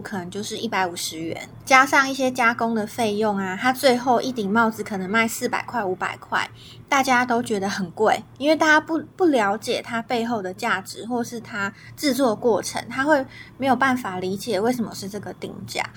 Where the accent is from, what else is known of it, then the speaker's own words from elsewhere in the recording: Taiwan; 我身为台湾人，台湾的小孩